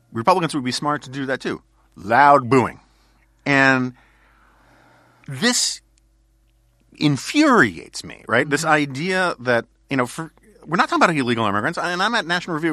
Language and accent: English; New York City, New York, United States; growing up in New York City in the 1970s